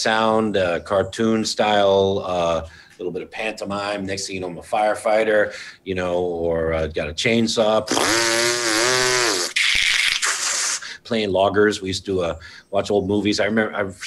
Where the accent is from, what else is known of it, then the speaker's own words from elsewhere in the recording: Brookline, Massachusetts, United States; moved away as an adult; also born or lived in Eugene, Oregon / Drain, Oregon / Amsterdam / Berlin; now in New York City, United States; I grew up in Brookline, Massachusetts